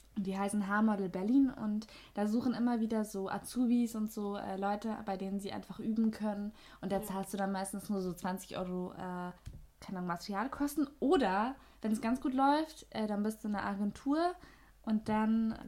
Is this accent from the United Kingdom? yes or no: no; Austria; accent: Austrian rolled R; Also ich komme aus Österreich man hört es, uh. glaube ich, an dem R, ne?